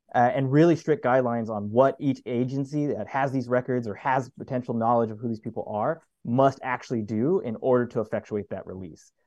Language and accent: English; El Paso, Texas, United States; moved away as an adult; also born or lived in Mississippi / Louisiana; I'm originally from El Paso, Texas, but have lived in the deep south, so Mississippi or Louisiana, for the past 10 years